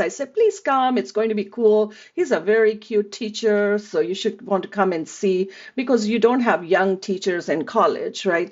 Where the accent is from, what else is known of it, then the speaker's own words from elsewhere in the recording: India; moved away as an adult; now in United States; I grew up in India